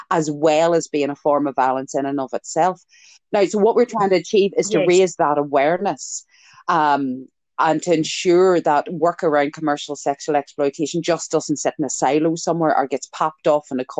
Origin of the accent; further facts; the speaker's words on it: Ireland; I'm Irish, it's genetic.